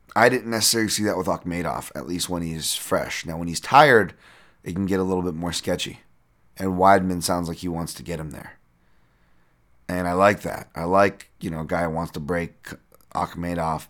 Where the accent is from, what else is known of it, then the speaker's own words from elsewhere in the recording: United States; I'm American.